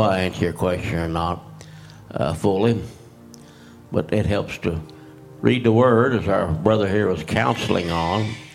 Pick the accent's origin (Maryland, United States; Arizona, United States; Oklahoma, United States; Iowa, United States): Oklahoma, United States; moved away; I was raised in Oklahoma.